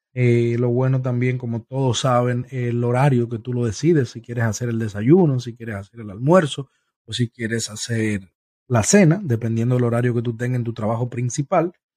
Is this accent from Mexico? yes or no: no; Santo Domingo, Distrito Nacional, Dominican Republic; now in Tampa, United States; Nos crecimos juntos, nos criamos juntos, fuimos vecinos en Santo Domingo por muchos años, hasta que ambos eh, decidimos em, emigrar